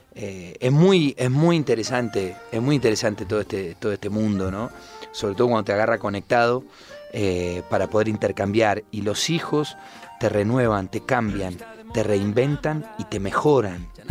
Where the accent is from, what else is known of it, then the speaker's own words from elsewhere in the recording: Buenos Aires, Argentina; yo que soy de Buenos Aires, de la tierra del tango